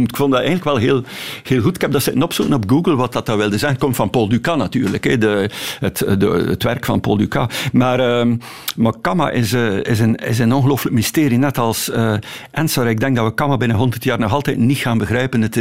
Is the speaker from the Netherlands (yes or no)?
no; Ostend, West Flanders, Belgium; Ik ben een echte Oostendenaar en ik ben ook dol op Brussel.